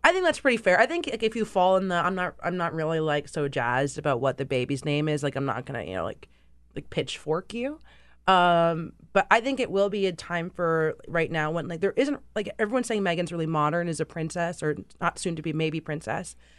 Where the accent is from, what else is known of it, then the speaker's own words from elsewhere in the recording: United States; I'm American too, but dad is British, so I grew up in, like, this dual nationality household